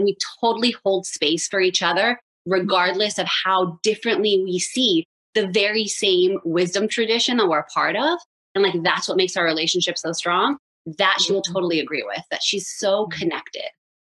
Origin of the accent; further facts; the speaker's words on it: Philadelphia, Pennsylvania, United States; also born or lived in Israel; As you mentioned, I was born in Israel and to a really strong Moroccan mom who was raised religiously and was like the rebel and decided, oh, that's not for me. So when we moved to Philadelphia, I was raised without a lot of religious practice, but a lot of connection to Hashem.